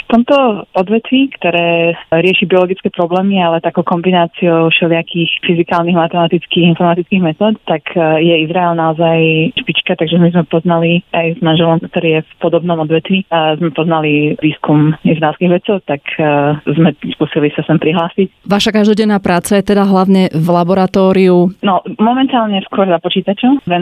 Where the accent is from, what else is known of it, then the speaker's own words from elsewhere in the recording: Bratislava, Bratislava Region, Slovakia; moved away as an adult; also born or lived in London, United Kingdom / Austria; now in Israel; pochádzam z Bratislavy.